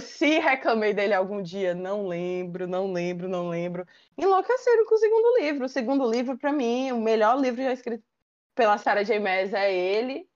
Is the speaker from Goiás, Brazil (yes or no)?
no; Fortaleza, Ceará, Brazil; sou de Fortaleza, então eu torço aqui pro Fortaleza maior do estado